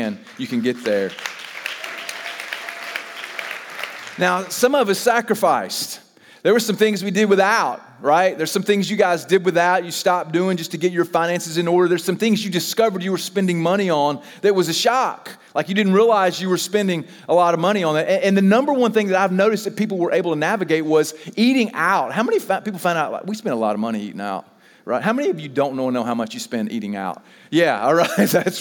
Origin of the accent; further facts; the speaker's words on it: the South, United States; we're from the South